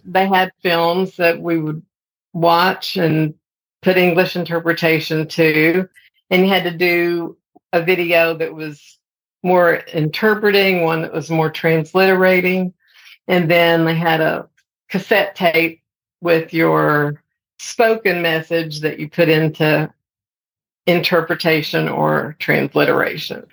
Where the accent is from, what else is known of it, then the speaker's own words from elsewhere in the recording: Amarillo, Texas, United States; moved away as an adult; also born or lived in Austin, Texas / Dallas, Texas / Fort Worth, Texas / Baytown, Texas; now in Oklahoma, United States; when I was growing up in Amarillo